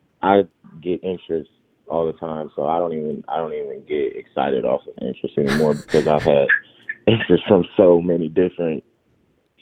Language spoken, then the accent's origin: English; Oakland, California, United States; I would get to play professional football for my hometown